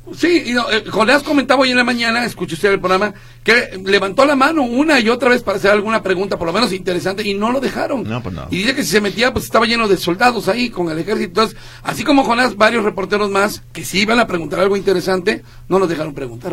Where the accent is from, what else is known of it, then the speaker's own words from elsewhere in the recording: Veracruz, Mexico; now in Guadalajara, Mexico; no soy tapatío, ciertamente, soy veracruzano, ustedes ya lo saben, pero amo Guadalajara y me ha tocado muchos años a Guadalajara.